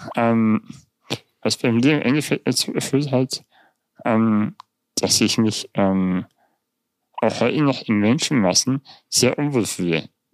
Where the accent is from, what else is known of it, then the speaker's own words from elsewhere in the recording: Germany; also born or lived in Munich; bei uns in Deutschland